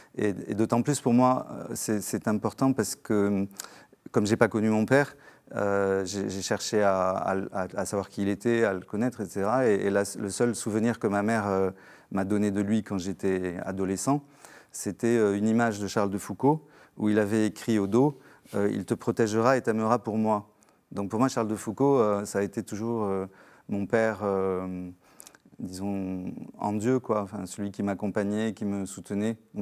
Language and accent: French; Algiers, Algiers Province, Algeria; je suis né euh, en Algérie algérienne un, mois après l'indépendance de l'Algérie, à Alger